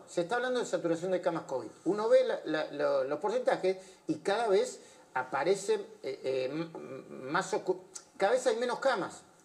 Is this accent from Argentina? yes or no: yes; Argentina; porque somos argentinos